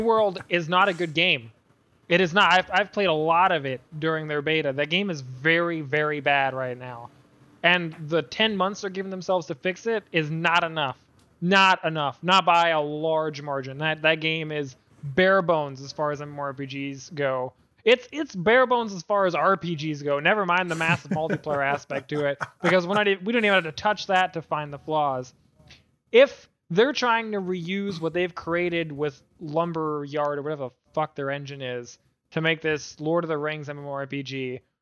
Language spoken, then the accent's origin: English; Canada; I'm Canadian